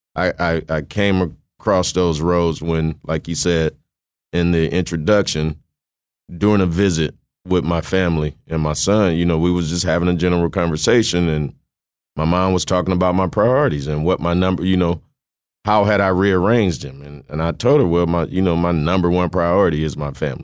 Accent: Mississippi, United States; moved away; also born or lived in Kosciusko, Mississippi / Waterloo, Iowa; I was born in Kosciuszko, Mississippi, grew up in Salas with my grandfather. Um, nineteen ninety-two, my mom decided we were relocating, you know, better opportunities in, in Waterloo, Iowa

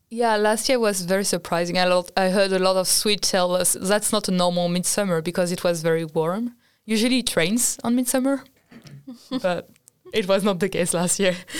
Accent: France; moved away as an adult; now in Sweden; I come from France

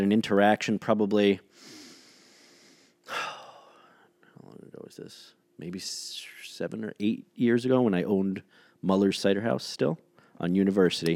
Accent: New York City, New York, United States; I grew up in New York City

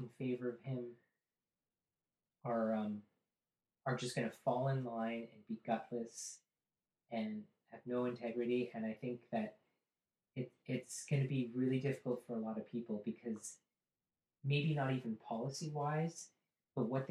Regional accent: Canada; up here in the landscape and how we have a tenth of the population, an even bigger land mass.

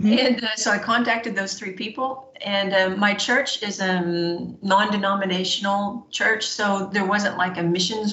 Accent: Arkansas, United States; moved away as an adult; also born or lived in England; now in France; I'm from Arkansas

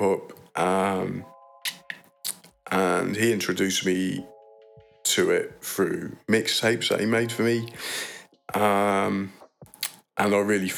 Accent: Leiden, South Holland, Netherlands; I grew up in Leiden, the North Quarter.

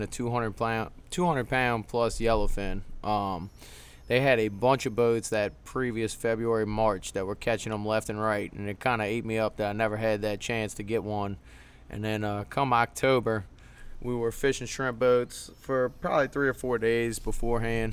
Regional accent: Metairie, Louisiana, United States; I'm from Metairie, Louisiana.

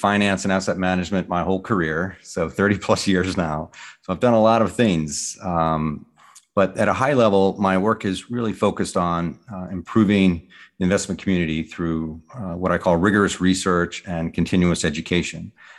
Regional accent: Richmond, Virginia, United States; also born or lived in Connecticut / New York; Yeah, I'm originally from Richmond, Virginia, and my family dates back there several hundred years on both sides of my family.

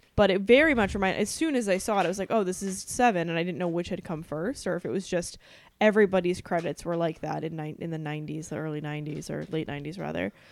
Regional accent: New England, United States; we're from New England

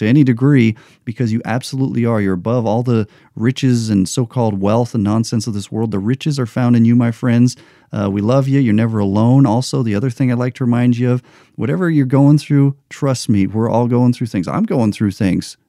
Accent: United States; I'm an American

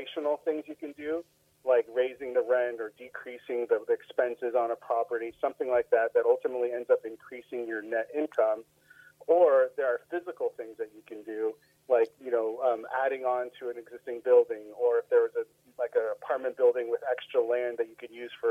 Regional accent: Sonoma County, California, United States; moved away as an adult; also born or lived in Humboldt State University, Northern California / east of Dallas, Texas; now in Dallas area, Texas, United States; I grew up in Sonoma County, so just north of San Francisco

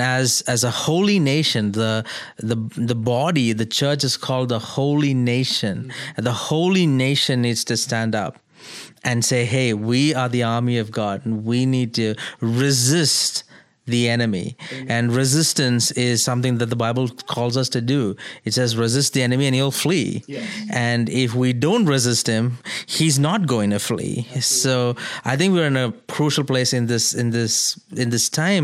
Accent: India; moved away as an adult; now in United States; as an Indian who is here in America in my second year in the U.S.

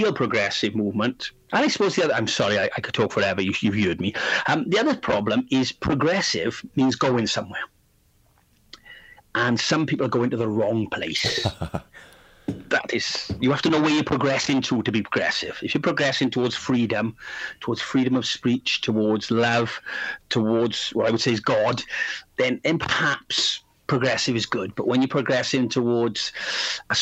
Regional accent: South Wales Valleys, United Kingdom; also born or lived in Barcelona region, Spain; now in Spain; I'm from Wales, South Wales, the valleys, the industrial region of South Wales

